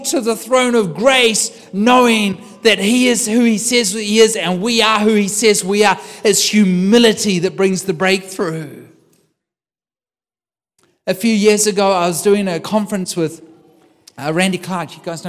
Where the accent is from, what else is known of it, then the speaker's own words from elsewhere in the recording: New Zealand; I'm a New Zealander. I take my daughter with me, my youngest, 21. I take my daughter with me, and we land in Auckland Airport